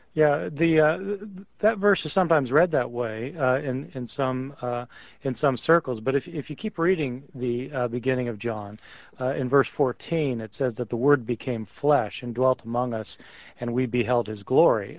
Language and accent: English; Kansas, United States; moved away; also born or lived in Chicago; I was actually originally from Kansas